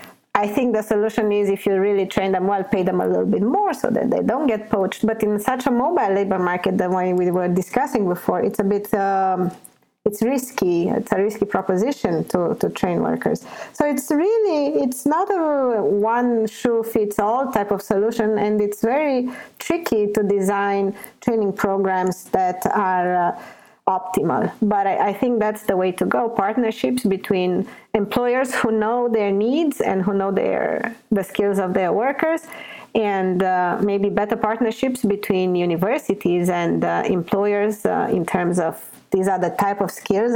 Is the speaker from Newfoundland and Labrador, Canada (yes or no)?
yes; Newfoundland and Labrador, Canada; I was born in Newfoundland. I don't want to leave Newfoundland. This is where my roots are, where my family, where my friends.